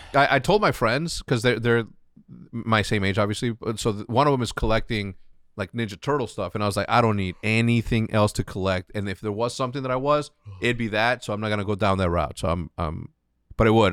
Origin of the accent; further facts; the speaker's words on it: Chicago, Illinois, United States; growing up in Chicago